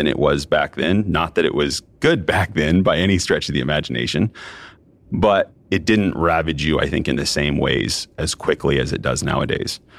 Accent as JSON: {"language": "English", "region": "Southern Oregon", "country": "United States", "tie": "born or raised there", "said": "I grew up in Southern Oregon"}